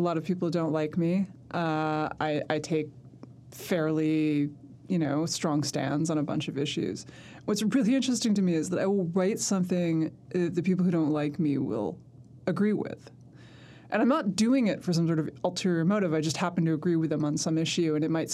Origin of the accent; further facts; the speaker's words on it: New York City, New York, United States; I grew up in Manhattan